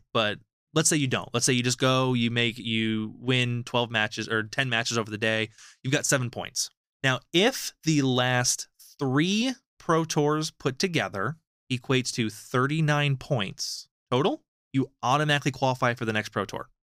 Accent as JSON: {"language": "English", "country": "United States", "said": "as an American"}